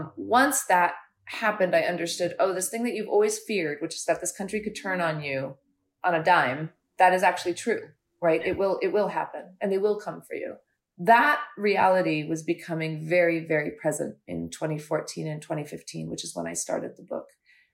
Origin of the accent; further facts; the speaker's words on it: United States; as an Indian American who had grown up here since the 70s